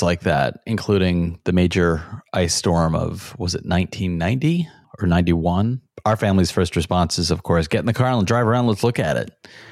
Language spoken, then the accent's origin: English; Rochester, New York, United States; we grew up in Rochester